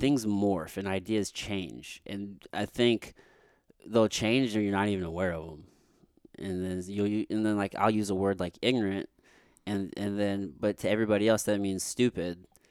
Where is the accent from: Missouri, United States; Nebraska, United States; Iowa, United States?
Missouri, United States; Jefferson City; growing up in Jeff City, my friend and I, we would just smoke weed and just drive backwoods roads